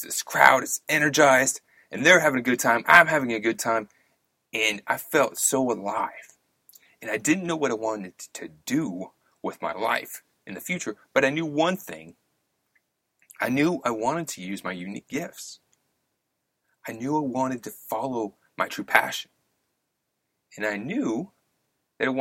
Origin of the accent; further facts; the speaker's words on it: Louisville, Kentucky, United States; when I was raised in Louisville, Kentucky